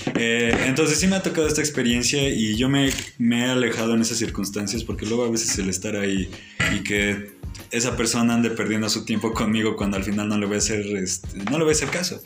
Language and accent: Spanish; Tlaxcala, Mexico; somos de Tlaxcala